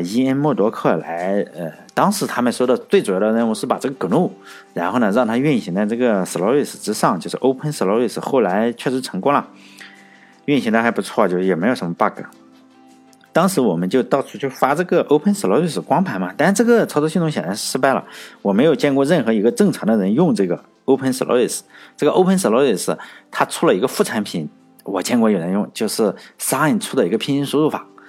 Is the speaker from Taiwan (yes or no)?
no; Shandong, China; 我山东人，就我们凉山，在我们这里